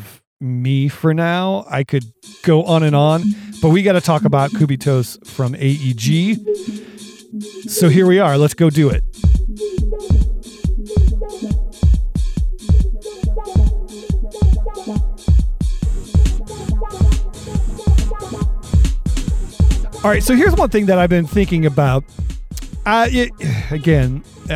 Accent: Ohio, United States; we're both from Ohio. We've lived here all our lives

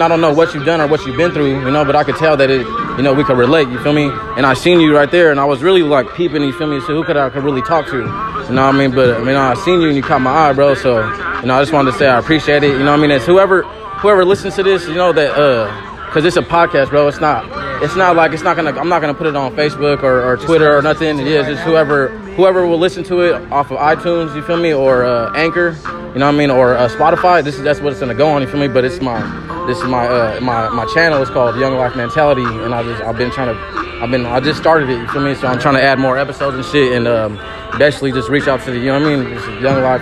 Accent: Sacramento, California, United States; I'm from Oak Park, Sacramento

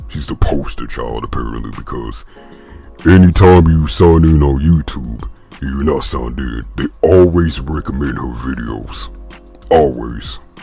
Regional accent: the South, United States; accent: country; I'm from the South

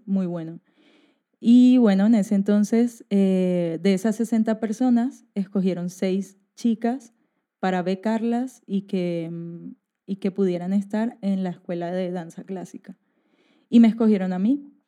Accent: Barranquilla, Atlántico, Colombia; moved away as an adult; now in Spain; yo vengo de Barranquilla, que queda en Colombia, que es la costa

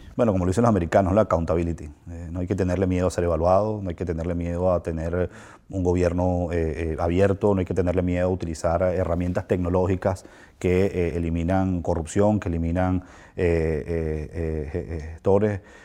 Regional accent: Venezuela; como venezolano

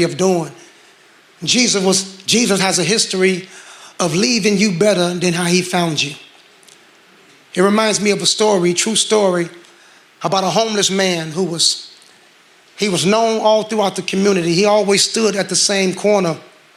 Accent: Gary, Indiana, United States; I'm from Gary, Indiana.

